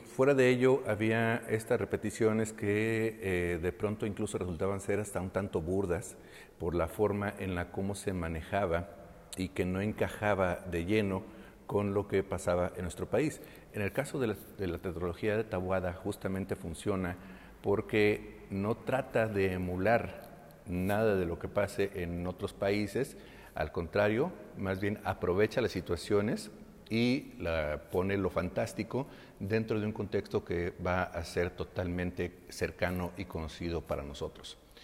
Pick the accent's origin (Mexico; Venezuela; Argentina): Mexico; nuestra esencia como mexicanos